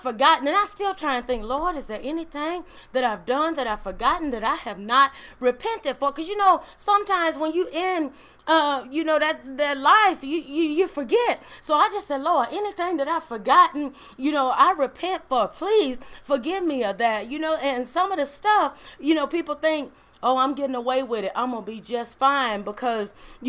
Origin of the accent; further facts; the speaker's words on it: Mississippi, United States; I grew up in Mississippi